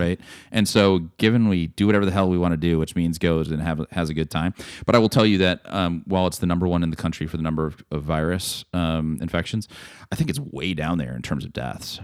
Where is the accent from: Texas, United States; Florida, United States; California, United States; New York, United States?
Texas, United States; as a Texan